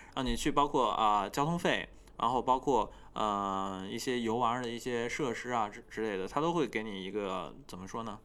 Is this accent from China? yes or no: yes; China; moved away as an adult; now in Tokyo, Japan; 我在这个国家，但是我是一个中国人